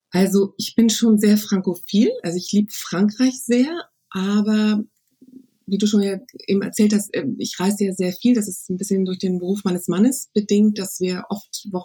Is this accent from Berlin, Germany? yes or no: yes; Berlin, Germany; Also ich bin ja Berlinerin und ich würde sagen, am liebsten bin ich eine Wanderin zwischen den